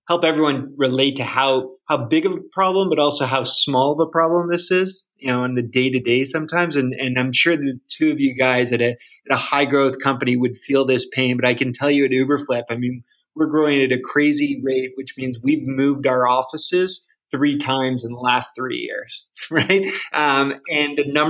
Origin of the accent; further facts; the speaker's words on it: Canada; me being Canadian